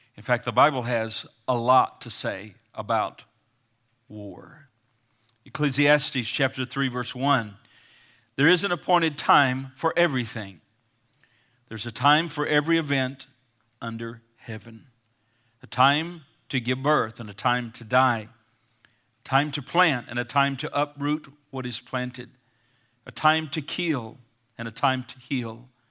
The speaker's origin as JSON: {"language": "English", "country": "United States", "said": "I'm American today. I'm an American citizen"}